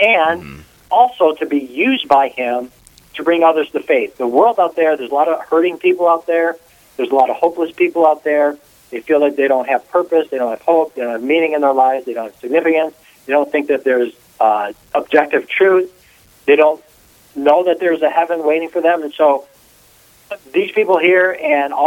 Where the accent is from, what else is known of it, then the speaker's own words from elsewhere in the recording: Detroit, Michigan, United States; moved away as an adult; now in Fargo, United States; I am totally born and raised in Detroit, Michigan